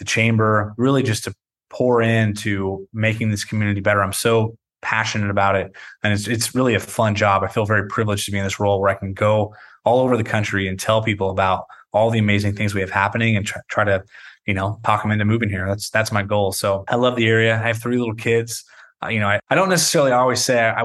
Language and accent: English; Weaverville, California, United States; now in Redding, United States; I grew up in Weaverville, so just an hour west of here.